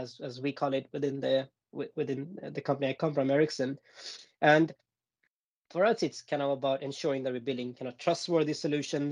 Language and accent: English; Gothenburg, Västra Götaland, Sweden; now in Stockholm, Sweden; born and raised in Gothenburg